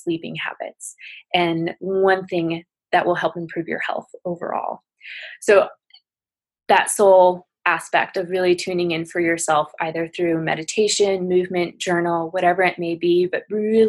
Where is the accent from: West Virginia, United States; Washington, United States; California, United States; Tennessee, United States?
Washington, United States; Spokane; I'm currently in Spokane, Washington, my hometown